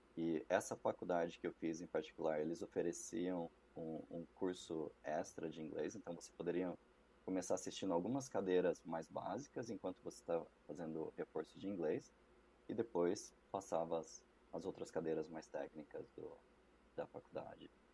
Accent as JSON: {"language": "Portuguese", "town": "Campinas", "region": "São Paulo", "country": "Brazil", "moved": "as an adult", "lives_now": "Canada", "said": "Eu, eu sou de Campinas, interior de São Paulo."}